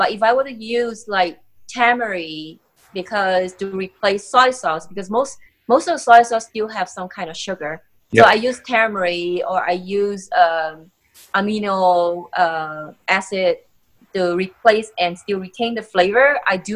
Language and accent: English; Singapore; moved away as an adult; now in United States; I grew up in Singapore